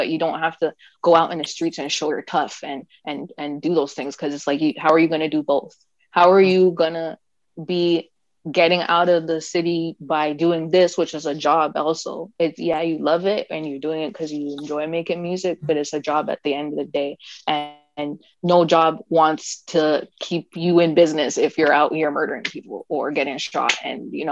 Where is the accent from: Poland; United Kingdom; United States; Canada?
Canada; as Canadian artists